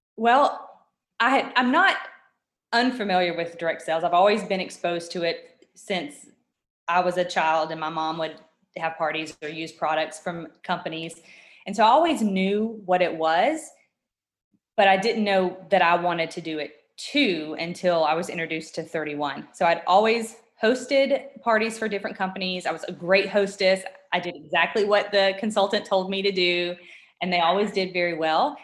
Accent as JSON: {"language": "English", "region": "Georgia", "country": "United States", "tie": "born or raised there", "also_born_or_lived": "Washington State", "moved": "as an adult", "said": "We're both born and raised in Georgia, my husband and I, and had never moved or left the state outside of vacationing"}